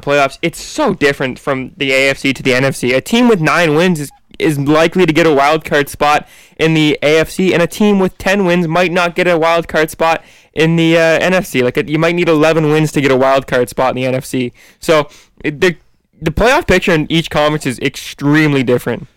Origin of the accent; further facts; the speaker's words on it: Canada; we're all Canadians here